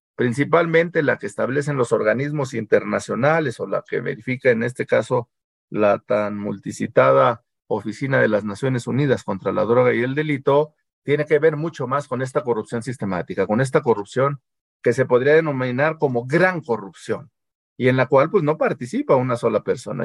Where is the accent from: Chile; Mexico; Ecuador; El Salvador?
Mexico; porque somos mexicanos y porque siempre hemos vivido así